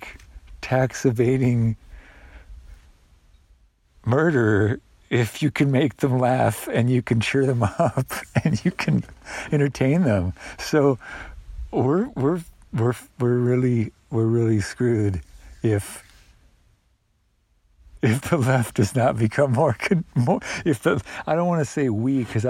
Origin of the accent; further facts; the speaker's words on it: United States; as an American